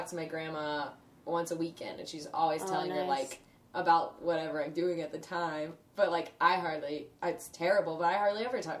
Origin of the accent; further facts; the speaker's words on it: Lancaster, South Carolina, United States; moved away; Lancaster's got, like, a couple people as well, my hometown.